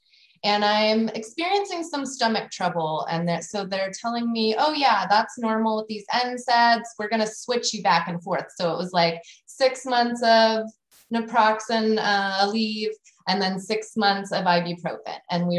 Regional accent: West Coast, United States; I'm from the West Coast. Like Lyme disease, where's that coming from?

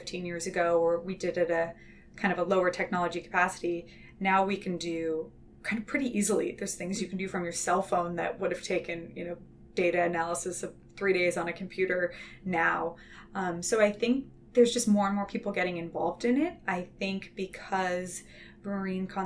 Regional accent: inland Southern California, United States; now in Santa Cruz, United States; I grew up inland in Southern California.

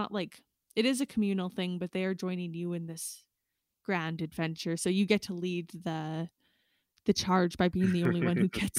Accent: Saskatchewan, Canada; born or raised there; moved away

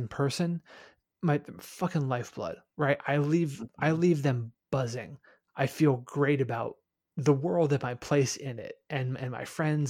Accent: Midwest, United States; I'm a Midwesterner. Near is anywhere within a 2-hour drive.

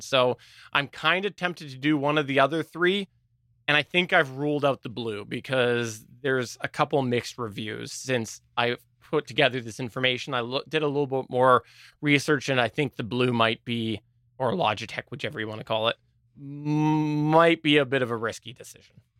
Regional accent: Canada; accent: thick Canadian; my Canadian accent

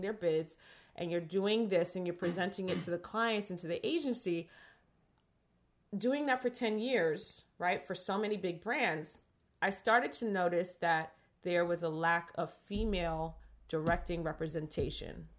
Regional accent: New York City, New York, United States; I grew up in the Bronx

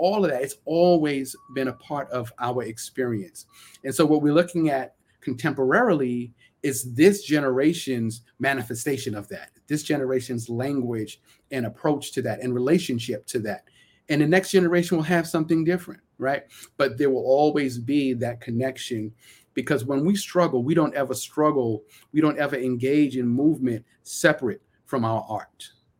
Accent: Brooklyn, New York, United States; So when I go walk outside my house and I speak with a certain linguistic style that reflects that I'm from Central Brooklyn, that's culture, right?

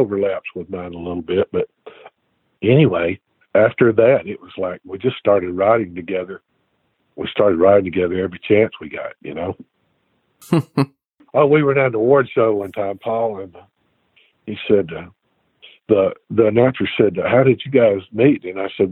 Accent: Alabama, United States; moved away as an adult; now in Nashville, United States; I'm from Alabama

